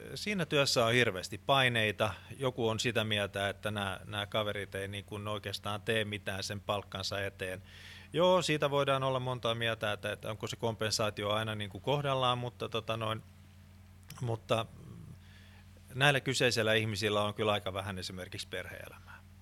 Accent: Finland; olen suomenruotsalainen

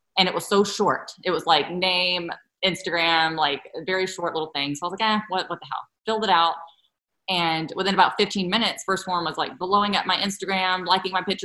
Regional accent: South Carolina, United States; I'm from South Carolina

